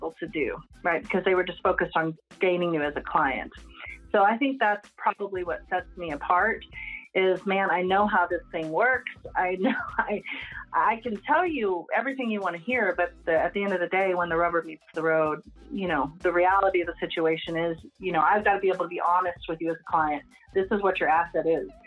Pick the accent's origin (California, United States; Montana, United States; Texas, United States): Texas, United States; Lubbock; I've attempted to leave Lubbock and move in to different parts of the United States. And I would say my roots are firmly planted here. I can't seem to, you know, not make this my hometown